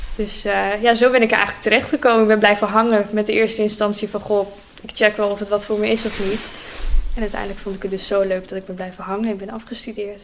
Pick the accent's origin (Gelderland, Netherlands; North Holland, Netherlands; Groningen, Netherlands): Groningen, Netherlands; En ik kom gewoon rechtstreeks uit Oosterpark. Dus mijn hele leven al uit Groningen